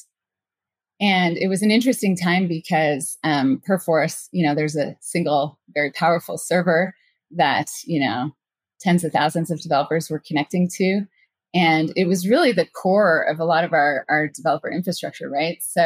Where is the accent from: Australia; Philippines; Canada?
Canada; moved away as an adult; also born or lived in San Francisco Bay Area; I'm from Canada